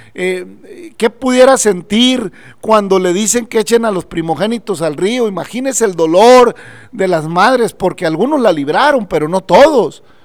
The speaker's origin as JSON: {"language": "Spanish", "country": "Mexico", "said": "nosotros como mexicanos, aún en eh, acá en México"}